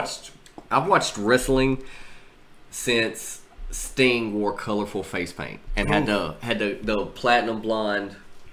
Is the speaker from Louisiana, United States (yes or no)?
yes; Louisiana, United States; But I feel like I'm a horrible Louisianan.